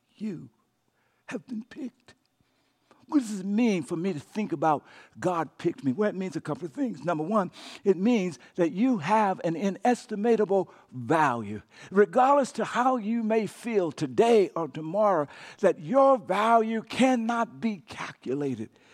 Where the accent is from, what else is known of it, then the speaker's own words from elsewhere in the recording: Louisiana, United States; when I was a kid growing up in Cacheta, Louisiana